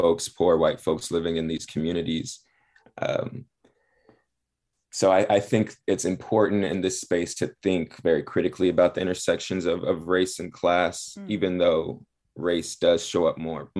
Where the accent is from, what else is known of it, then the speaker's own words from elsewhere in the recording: Los Angeles, California, United States; moved away as an adult; also born or lived in Chicago; I'm actually from the Harbor area of Los Angeles. I grew up in Harbor City in Wilmington, right outside of the port of Los Angeles